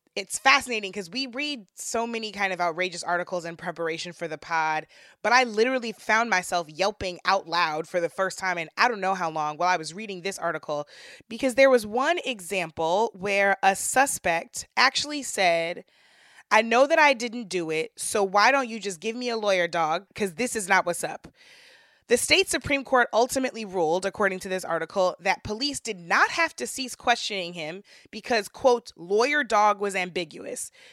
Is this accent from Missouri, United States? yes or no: yes; St. Louis, Missouri, United States; back to my hometown of Saint Louis